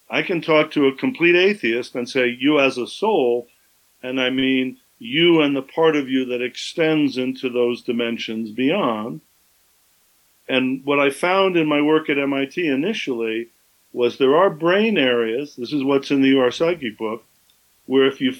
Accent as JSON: {"language": "English", "region": "Southern California", "country": "United States", "tie": "born or raised there", "said": "I grew up in Southern California"}